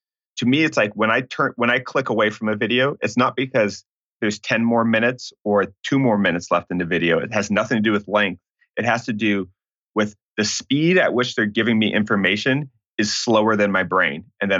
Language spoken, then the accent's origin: English; Santa Barbara, California, United States; so I grew up in the Santa Barbara area of California, and what's fascinating now, there's not a lot of multifamily buildings there.